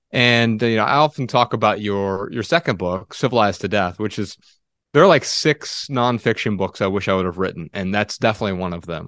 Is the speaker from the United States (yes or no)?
yes; Dayton, Ohio, United States; we're from Dayton, Ohio